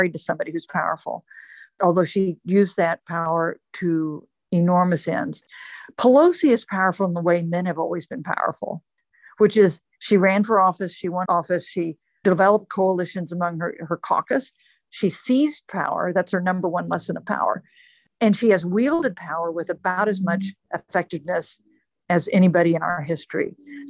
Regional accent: Wichita, Kansas, United States; moved away as an adult; also born or lived in Evanston, Illinois; My dad was a lawyer and a businessman in Wichita, Kansas, where I was born and raised.

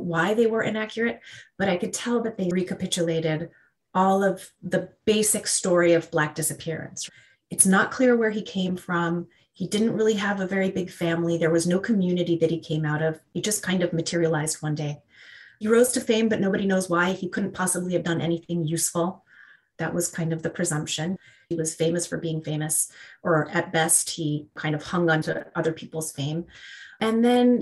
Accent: Argentina; moved away; I'm from Argentina originally

